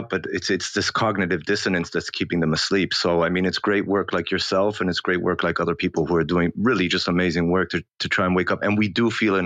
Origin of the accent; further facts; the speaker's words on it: Canada; also born or lived in Australia; now in Israel; So I grew up in Canada, and then I moved all over the world, and I came back to Israel about 6 years ago